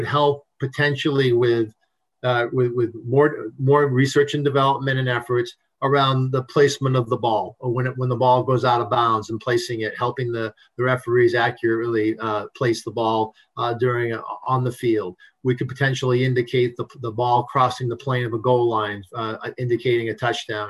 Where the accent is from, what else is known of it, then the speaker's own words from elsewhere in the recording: New England, United States; moved away; I'm from New England originally.